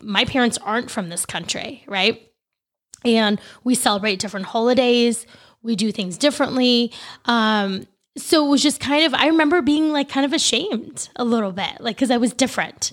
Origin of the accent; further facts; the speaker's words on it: El Dorado Hills, California, United States; I grew up in Elder High Hills, California